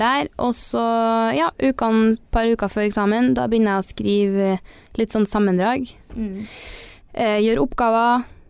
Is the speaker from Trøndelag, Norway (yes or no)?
yes; Trondheim, Trøndelag, Norway; Jeg er jo fra Trondheim og studerer i Trondheim, så jeg har jo hele livet mitt her.